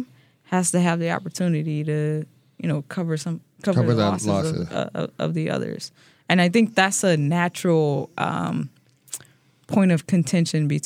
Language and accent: English; St. Louis, Missouri, United States; now in Wisconsin, United States; I'm from St. Louis